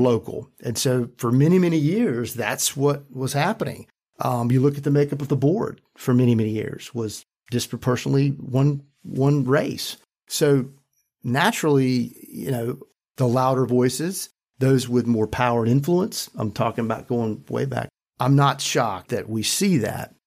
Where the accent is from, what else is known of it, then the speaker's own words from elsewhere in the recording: Randolph County, North Carolina, United States; I grew up in Randolph County, a very rural, poor county